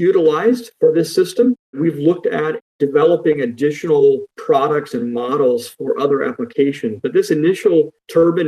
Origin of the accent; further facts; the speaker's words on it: Florida, United States; moved away as an adult; now in North Carolina, United States; I grew up in Florida, where I spent all of my younger life going to school and finished college in Florida, and then immediately moved to North Carolina, where I've been ever since